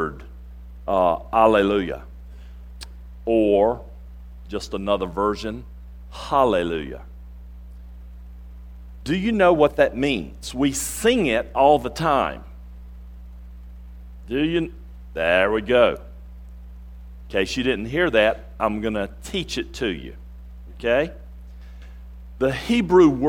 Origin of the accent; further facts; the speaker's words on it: North Carolina, United States; moved away; I grew up in North Carolina.